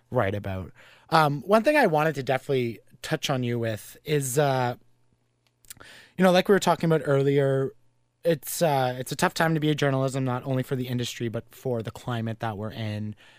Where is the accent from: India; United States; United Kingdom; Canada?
Canada; Carleton Place, Ontario; my hometown